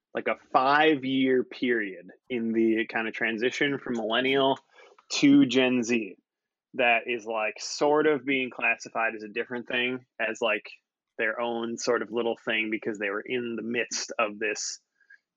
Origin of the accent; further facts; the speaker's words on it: Waukesha, Wisconsin, United States; I grew up in Waukesha, Wisconsin